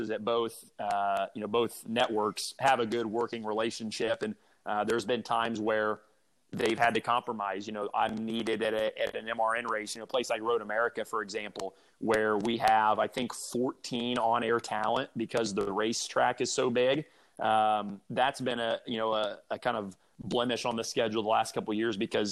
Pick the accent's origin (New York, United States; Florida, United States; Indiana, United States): Indiana, United States; Indianapolis; growing up in Indy as a race car driver